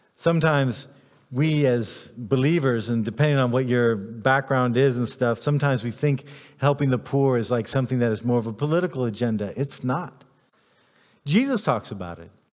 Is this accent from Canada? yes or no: no; United States; I'm an American